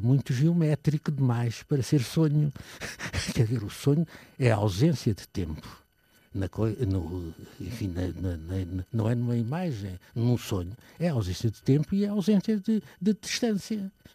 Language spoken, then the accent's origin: Portuguese; Portugal; sou português, portanto, e como português, gosto de ser português